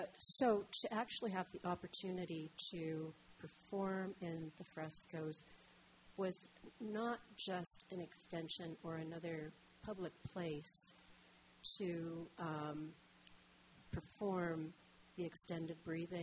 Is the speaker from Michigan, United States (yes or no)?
yes; Detroit, Michigan, United States; moved away as an adult; also born or lived in Guelph, Canada; now in Toronto, Canada; I grew up in Detroit